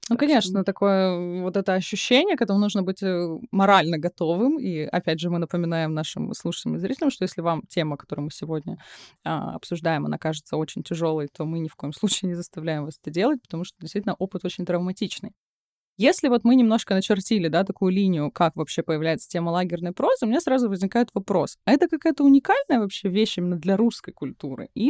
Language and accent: Russian; Russian Far East, Russia; Я как человек, который родился родился и вырос на Дальнем Востоке